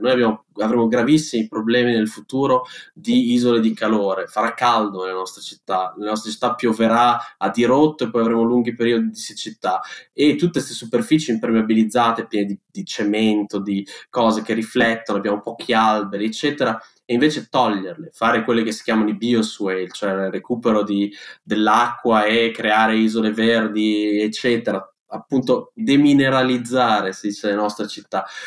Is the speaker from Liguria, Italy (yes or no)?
no; Bologna, Emilia-Romagna, Italy; io vengo, sono di Bologna, abito in quell'orribile calderone che è la pianura padana